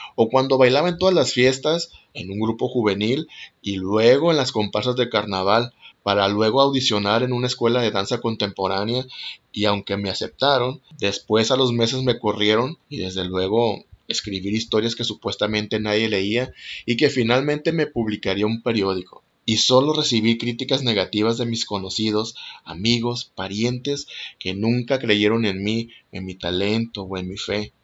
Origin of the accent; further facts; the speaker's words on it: Mexico; also born or lived in Mazatlán, Sinaloa; Soy mexicano, tengo 39 años y actualmente vivo en Mazatlán, Sinaloa.